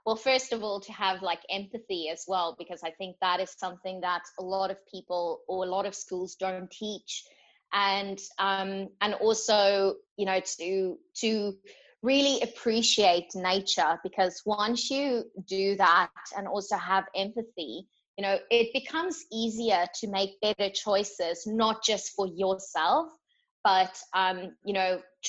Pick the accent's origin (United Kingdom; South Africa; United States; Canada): South Africa; now in Australia; I'm from South Africa